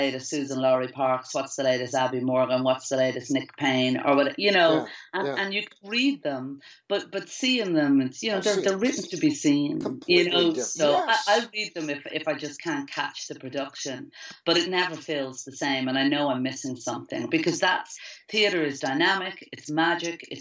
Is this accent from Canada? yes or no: no; Ireland